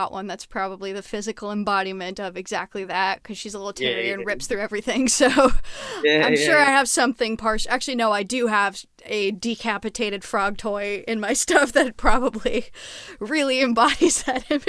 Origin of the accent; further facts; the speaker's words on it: Montreal, Quebec, Canada; I'm from Montreal